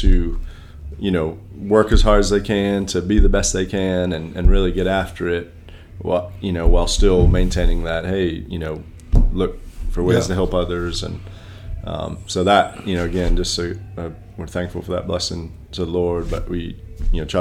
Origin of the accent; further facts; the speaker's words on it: Farmington, Maine, United States; moved away; also born or lived in Delaware; I grew up in Farmington, Maine